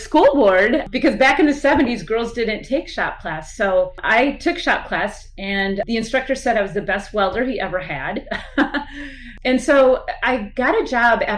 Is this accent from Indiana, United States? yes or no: no; Iola, Wisconsin, United States; I grew up in a very small town in central Wisconsin called Iola